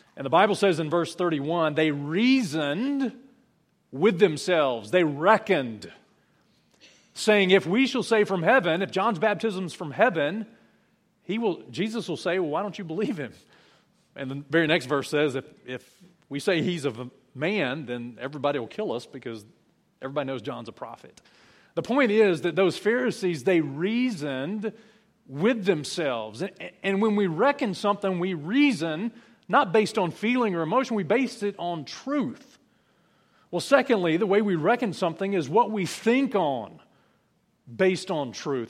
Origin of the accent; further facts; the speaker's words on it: South Alabama, United States; I'm from South Alabama